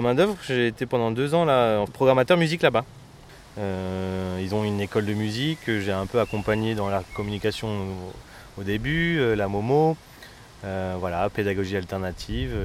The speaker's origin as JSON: {"language": "French", "area": "Canal de l'Ourcq, Seine-Saint-Denis", "region": "Île-de-France", "country": "France", "tie": "born or raised there", "said": "j'ai grandi sur le canal de l'Ourcq"}